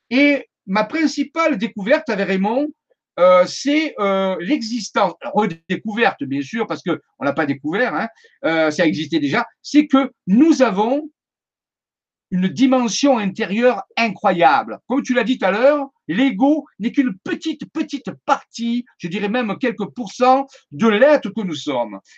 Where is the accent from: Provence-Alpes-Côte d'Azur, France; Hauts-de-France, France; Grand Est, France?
Provence-Alpes-Côte d'Azur, France; Marseille; born there; now in Saint-Maximin-la-Sainte-Baume, France; je suis resté dans le sud de la France parce que je suis né à Marseille, ça doit s'entendre. Donc, je suis resté dans le sud de la France et je suis venu m'établir à Saint-Maximin à Sainte-Baume.